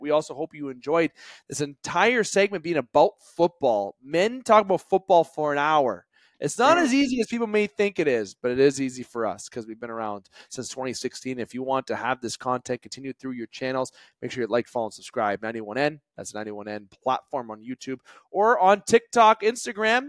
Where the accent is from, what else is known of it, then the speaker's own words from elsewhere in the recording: Canada; I am Canadian